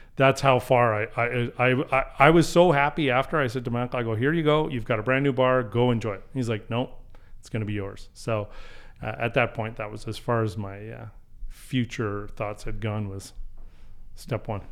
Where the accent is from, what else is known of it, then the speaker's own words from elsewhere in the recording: Calgary, Alberta, Canada; born and raised in Calgary, so I've been here